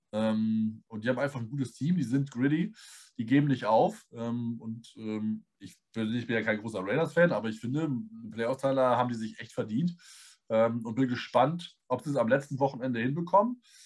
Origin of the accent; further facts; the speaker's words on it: Northern Germany, Germany; wir sind Norddeutsche